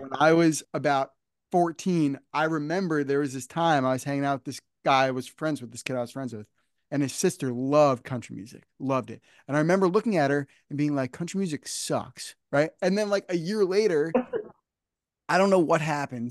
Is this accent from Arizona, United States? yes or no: no; New Jersey, United States; I grew up I grew up here in New Jersey